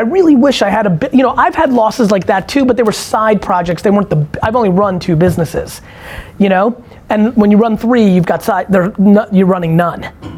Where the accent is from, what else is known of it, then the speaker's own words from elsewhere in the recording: Belarus; moved away; I was born in Belarus